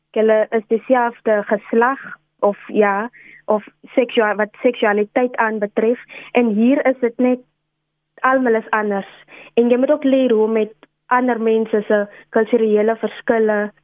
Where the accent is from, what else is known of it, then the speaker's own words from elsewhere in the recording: Steinkopf, Northern Cape, South Africa; now in Stellenbosch, South Africa; ek is oorspronklik van Steenkof daar in Namakwa land. Dis 'n regte trotse Kaunar, soos ons onsself noem.